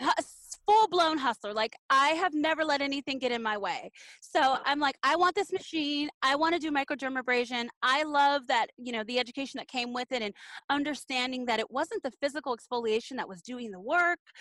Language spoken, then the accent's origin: English; Los Angeles, California, United States; When I was a kid growing up in Los Angeles